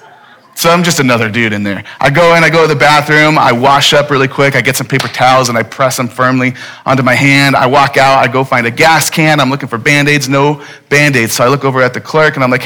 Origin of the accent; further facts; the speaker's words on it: Phoenix, Arizona, United States; I'm from Phoenix. I'm a native